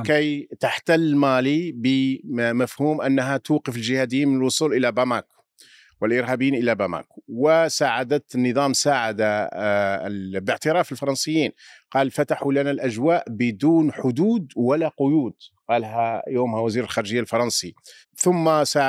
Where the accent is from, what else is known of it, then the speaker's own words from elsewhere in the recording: Algeria; يؤلمنا كجزائريين